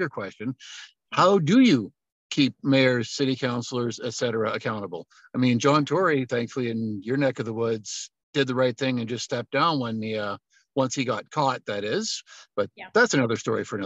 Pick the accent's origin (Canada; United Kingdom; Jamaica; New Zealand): Canada; Alberta; moved away; I'm originally from Alberta